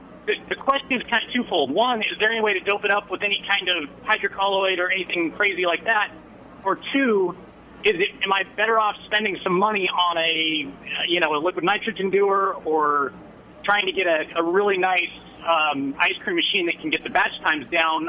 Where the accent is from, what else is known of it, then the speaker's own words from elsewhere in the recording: California, United States; Bright and sunny Southern California.